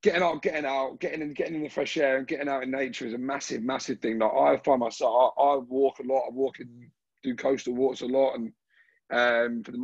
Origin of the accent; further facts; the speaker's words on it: Brighton, South East England, United Kingdom; now in Sydney, Australia; I'm from Brighton in the UK, and I live in Sydney.